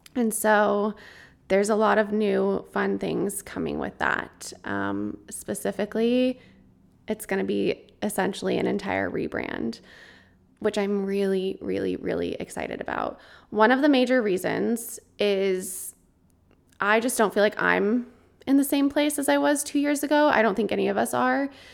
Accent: Colorado, United States; moved away; since I was a kid growing up in Colorado

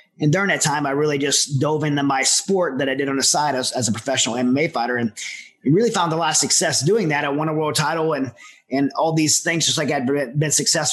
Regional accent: Southern Louisiana, United States; I'm from Southern Louisiana, where there's a lot of dysfunctional families

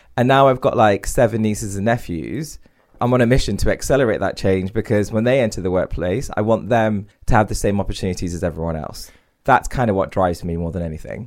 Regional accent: Derby, East Midlands, United Kingdom; my parents are from India, I grew up in Derby

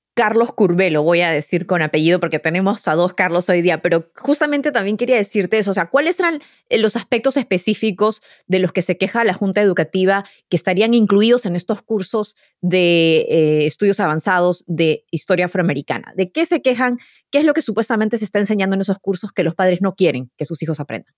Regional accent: Lima, Peru; moved away; yo crecí en Lima

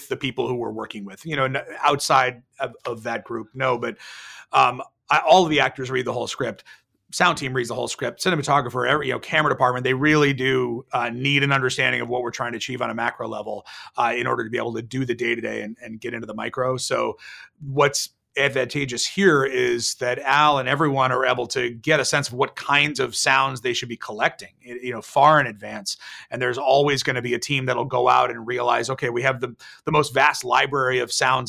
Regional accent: Bay Area, California, United States; I grew up in the Bay Area

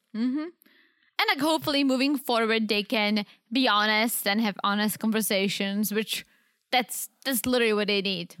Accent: Czechia; now in United States; I'm the Eastern Czech, because I'm from the Eastern side of the Czech

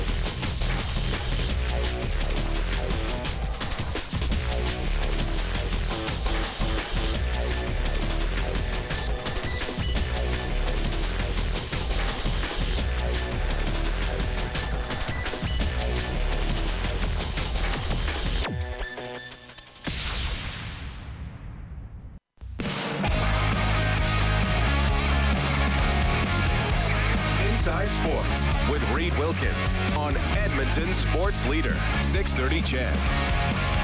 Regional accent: Evansburg, Alberta, Canada; I grew up in Evansburg

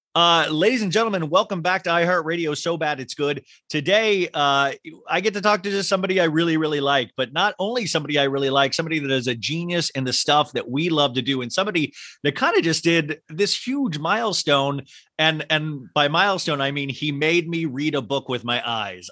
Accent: Kansas, United States; I grew up in Kansas

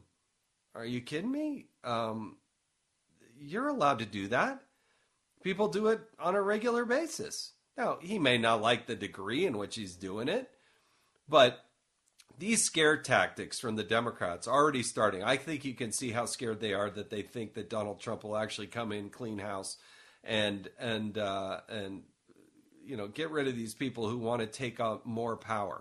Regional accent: Utah, United States; my hometown's Utah

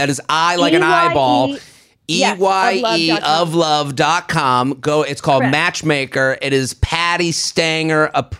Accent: outside of Boston, Massachusetts, United States; I'm from Boston, outside of Boston.

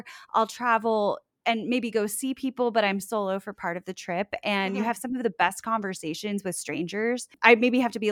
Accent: South Florida, United States; moved away as an adult; also born or lived in Orlando; now in Sanford, United States; I'm originally from South Florida, just north of Fort Lauderdale, and moved to Orlando for college, and I live in Sanford

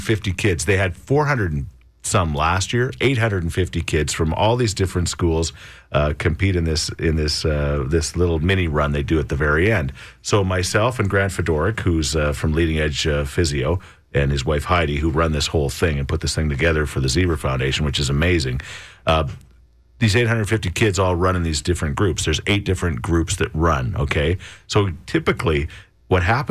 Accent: Thorsby, Alberta, Canada; Thorsby, my hometown

